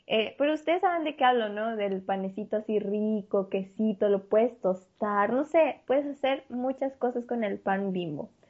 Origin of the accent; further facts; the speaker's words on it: Mexico; nosotros, como mexicanos, nuestros antepasados tenían la costumbre de lavarse